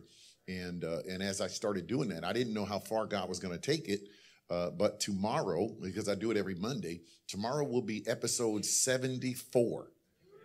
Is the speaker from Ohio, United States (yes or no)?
yes; Ohio, United States; now in San Fernando Valley, United States; I'm from Ohio